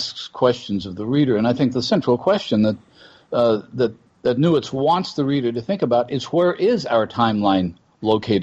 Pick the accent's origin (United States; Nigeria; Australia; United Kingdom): United States; as an American citizen